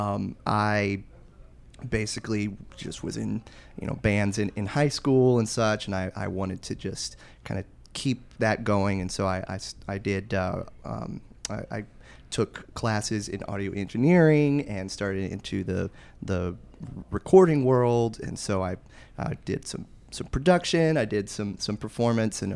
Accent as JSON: {"language": "English", "town": "Charlotte", "region": "North Carolina", "country": "United States", "tie": "born or raised there", "said": "Born and raised in Charlotte, which I know that makes me a bit of a unicorn"}